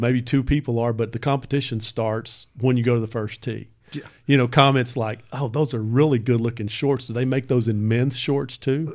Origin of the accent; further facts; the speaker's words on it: Hurst, Texas, United States; I grew up south of the freeway. I grew up in Southhurst